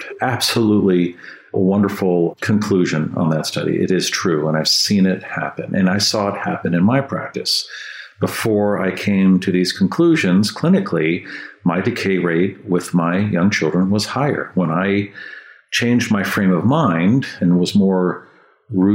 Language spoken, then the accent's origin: English; San Francisco, California, United States; I grew up in San Francisco and they had fluoridated water there